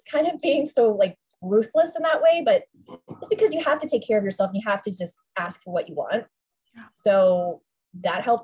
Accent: Toronto, Ontario, Canada; moved away; also born or lived in New York; So I'm from Toronto originally.

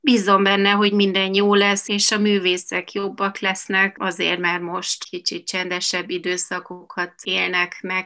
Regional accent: Munich, Bavaria, Germany; moved away as an adult; also born or lived in Bratislava, Slovakia; now in Budapest, Hungary; én pozsonyi vagyok, ott születtem, és már ott elkezdtem táncolni az aprószőtesben, és 7 éves koromban Németországba. Münchenben szerencsére nagyon erős a magyar közeg

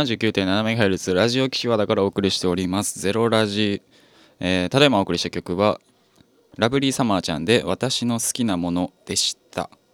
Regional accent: Fukuoka, Japan; 僕福岡出身

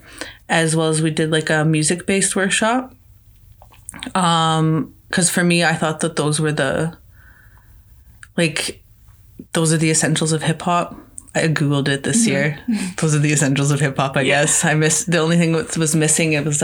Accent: Meadow Lake, Saskatchewan, Canada; now in Saskatoon, Canada; I'm originally from Meadow Lake, Saskatchewan

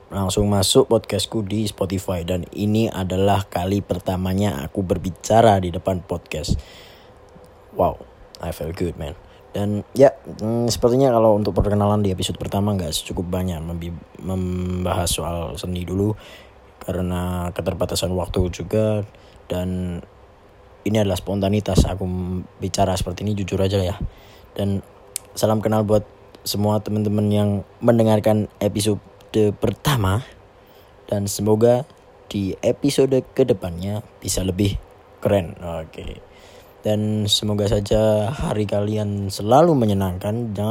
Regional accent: Surakarta, Central Java, Indonesia; accent: Javanese; aku dari Solo dari Jawa Tengah. Jadi kalau bahasa Indonesia aku agak medok atau agak kejawaan ya tolong dimaklumi lah karena sepertinya orang Jawa itu nggak bisa lepas dari kata-kata Jawanya nggak dari aksennya ya

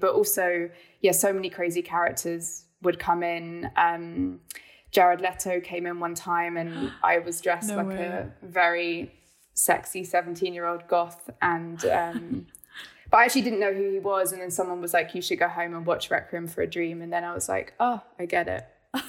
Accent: London, United Kingdom; I was born in London, in South London, but my mum is German. She's from the Black Forest, and my dad is from New Zealand. So it was quite interesting as a kid, you know, being quite a hardcore kind of like city girl

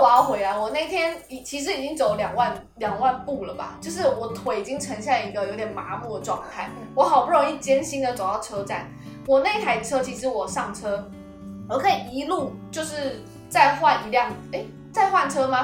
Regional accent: Taiwan; 我连身为一个台湾人

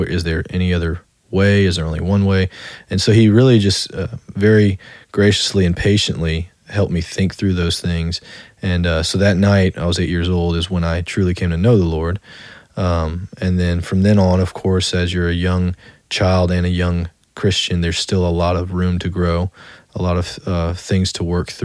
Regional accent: Slidell, Louisiana, United States; also born or lived in Metairie, Louisiana; That's where I primarily grew up, was in Slidell

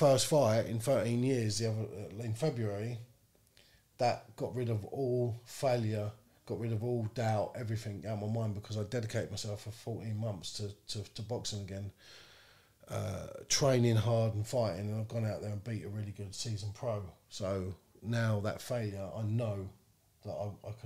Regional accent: London, United Kingdom; moved away as an adult; now in Northampton, United Kingdom; I come from London

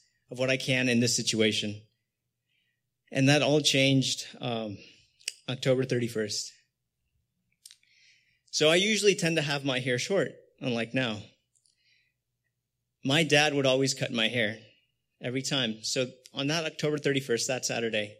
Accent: Los Angeles, California, United States; also born or lived in Canoga Park; Born and raised here in the San Fernando Valley

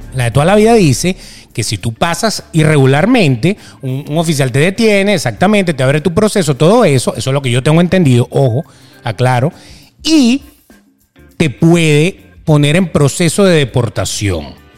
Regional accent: Venezuela; now in United States; nos encantaba vivir en Venezuela

